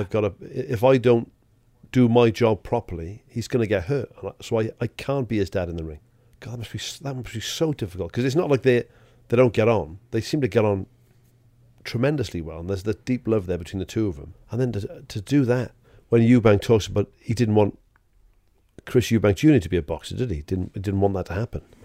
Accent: Welsh, Wales, United Kingdom; I'm Welsh

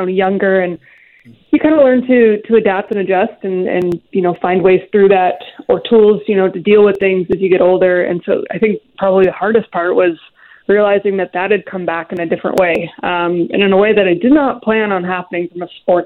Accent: Seattle, Washington, United States; I grew up in the Seattle area

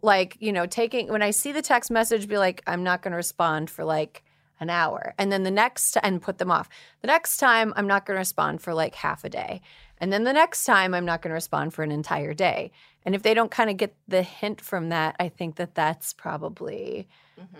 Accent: Long Island, New York, United States; I grew up in Long Island, New York

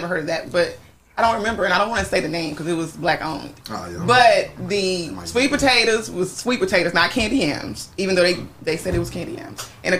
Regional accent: Dallas, Texas, United States; now in California, United States; I'm from Texas.

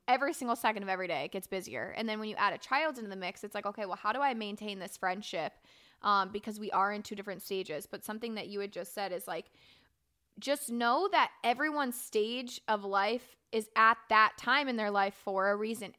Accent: Florida, United States; moved away as an adult; I was raised in Florida my entire life. I spent eighteen years there

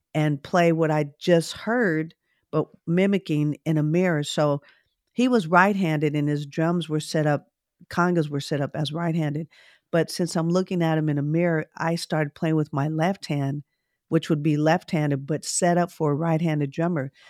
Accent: Oakland, California, United States; I grew up in Oakland, California

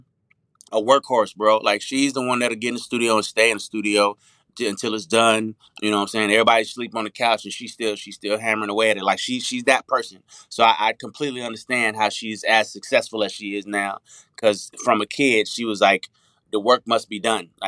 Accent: Las Vegas, Nevada, United States; moved away as an adult; also born or lived in Arkansas / Los Angeles; now in Atlanta, United States; I grew up in Las Vegas, so I'm a little bit city too

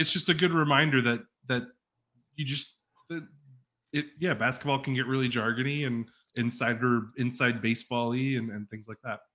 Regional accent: Dallas, Texas, United States; I grew up in in Dallas, like Dallas

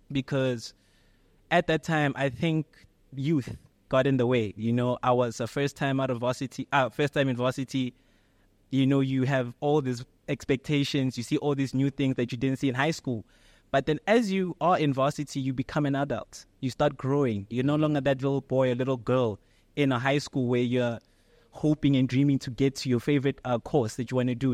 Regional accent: Pretoria, Gauteng, South Africa; Pretoria, born and raised

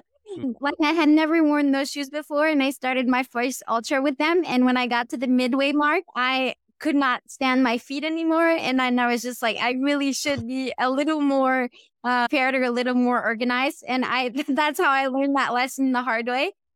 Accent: Quebec, Canada; accent: Quebec accent; English is a second language; moved away as an adult; also born or lived in San Diego; I grew up in Quebec

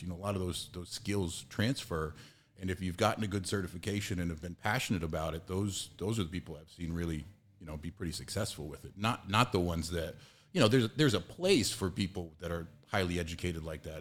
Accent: Massachusetts, United States; I'm from Massachusetts

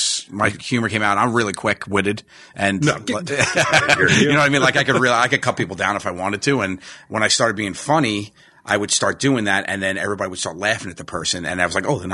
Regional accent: New York City, New York, United States; I grew up in Mariners Harbor

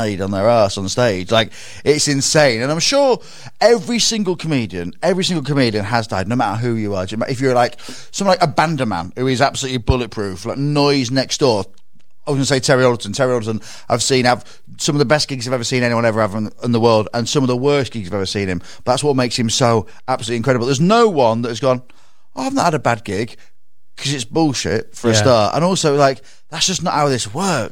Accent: North East Lincolnshire, Yorkshire and the Humber, United Kingdom; I'm from North East Lincolnshire, not Yorkshire

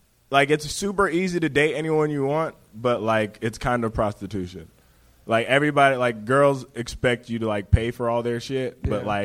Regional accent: Palos Verdes, California, United States; I grew up in the burbs. I grew up in Palos Verde

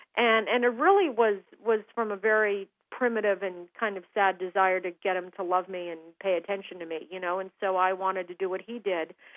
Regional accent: Aspen, Colorado, United States; now in Seattle, United States; growing up in Aspen

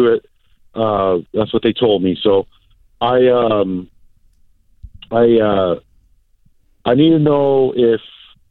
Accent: Hawaii, United States; moved away as an adult; now in California, United States; I've born and raised in Hawaii

